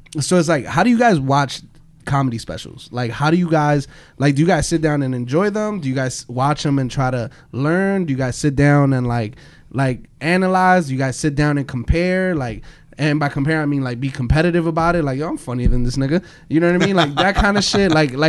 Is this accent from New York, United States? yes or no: yes; Brooklyn, New York, United States; There's some nigga from Brooklyn. I'm also from Brooklyn.